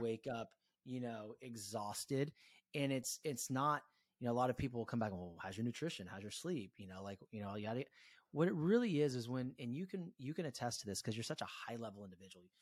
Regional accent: Concord, California, United States; also born or lived in Walnut Creek, California; I grew up in Walnut Creek, California, Con-, Concord, California, born in Walnut Creek

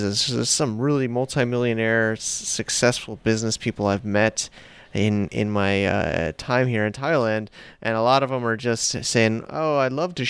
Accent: United States; accent: American; my American accent

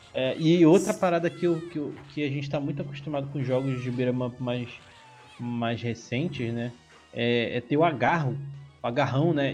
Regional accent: Rio de Janeiro, Brazil; now in São Paulo, Brazil; hoje em dia eu moro em São Paulo, mas eu sou original do Rio de Janeiro e eu morava em Marechal Hermes

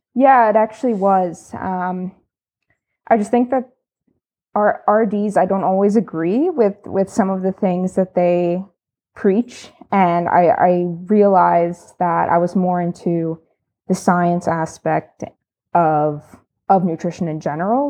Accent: State College, Pennsylvania, United States; moved away as an adult; now in Canada; I'm American. Um, I'm from the East, so Pennsylvania State College, um, probably known for Penn State University. And I moved to Canada in twenty seventeen

